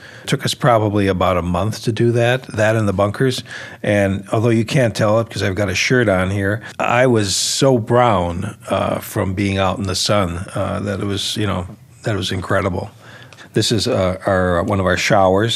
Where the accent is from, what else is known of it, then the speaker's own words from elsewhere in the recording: Milwaukee, Wisconsin, United States; moved away as an adult; also born or lived in New Jersey; my wife and I went to Milwaukee, which was my hometown